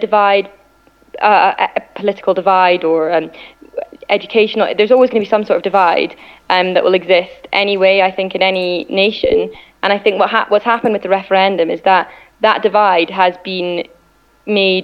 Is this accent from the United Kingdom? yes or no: yes; Scotland, United Kingdom; I certainly identify myself as Scottish and British